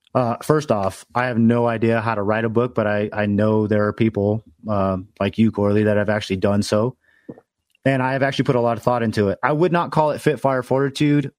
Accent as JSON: {"language": "English", "town": "Los Angeles", "region": "California", "country": "United States", "moved": "as an adult", "said": "I'm originally from Los Angeles."}